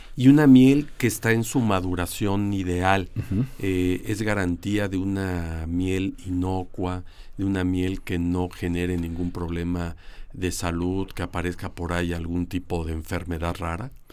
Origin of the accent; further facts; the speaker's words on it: Mexico; creo que los mexicanos, o cuando menos algunos, hemos escuchado